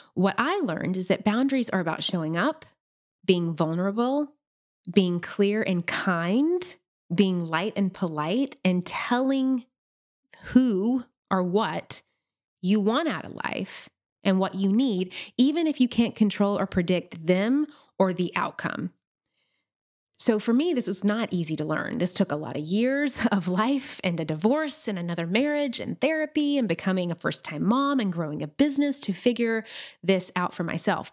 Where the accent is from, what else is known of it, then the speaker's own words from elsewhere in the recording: Nashville, Tennessee, United States; moved away as an adult; we made the move back to Nashville, which is my hometown this past summer.